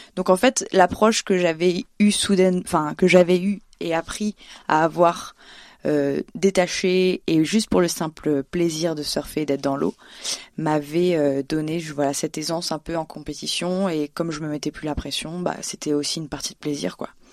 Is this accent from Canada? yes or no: no; Réunion; moved away as an adult; also born or lived in Le Port, Réunion / Basque Country, France; now in Paris, France; j'ai grandi à La Réunion où j'ai appris à surfer et faire de la musique là-bas aussi